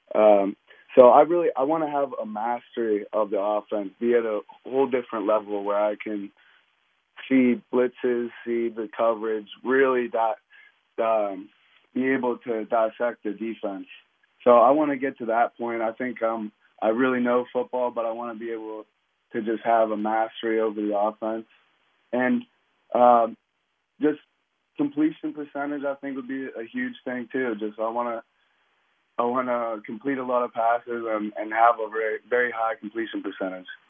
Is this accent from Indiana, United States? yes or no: no; Pittsburgh, Pennsylvania, United States; play in this city, my hometown